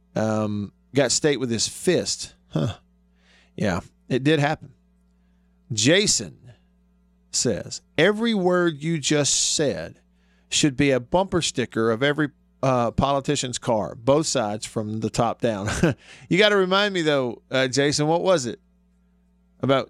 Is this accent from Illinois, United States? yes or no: no; Alabama, United States; moved away; also born or lived in Mississippi; Alabama's my home state.